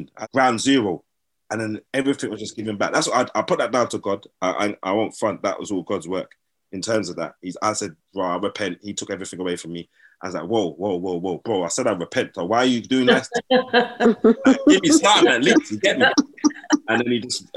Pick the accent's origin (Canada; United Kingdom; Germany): United Kingdom; Sutton, London; also born or lived in Brixton, London / Croydon, London; Grew up Brixton, Lambeth, fighting my black brothers all the time. So mum, dad said they're going to move me to Croydon. So we moved to Croydon, started fighting the Asian boys all the time, innit? But mum, dad said, forget that, we're going to move you to Sutton. So I grew up in Sutton